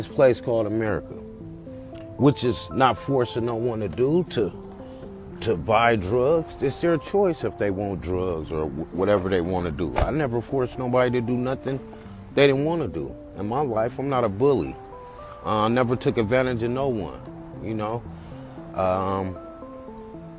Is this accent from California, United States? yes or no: yes; Oakland, California, United States; I'm from the Bay Area, Oakland, California